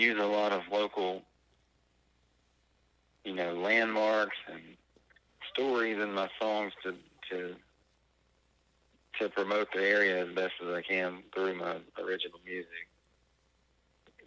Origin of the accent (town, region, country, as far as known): Natchez, Mississippi, United States; born or raised there